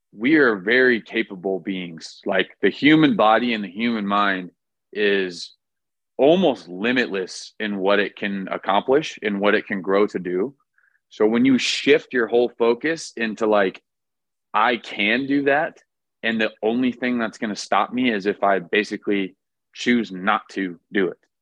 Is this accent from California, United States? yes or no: yes; Orange County, California, United States; I was born and raised in Orange County, California